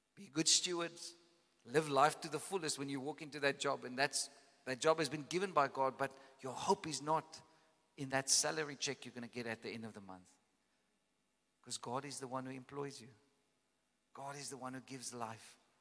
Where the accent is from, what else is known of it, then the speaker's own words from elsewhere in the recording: Caledon, Western Cape, South Africa; I come from Caledon, you know, and there's this big valley that, that, that the farm that I grew up